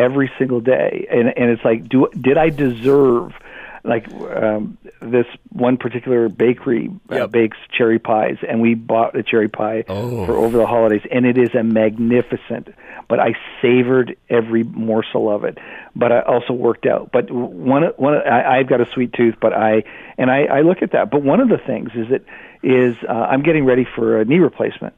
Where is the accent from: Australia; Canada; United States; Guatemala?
Canada; I'm Canadian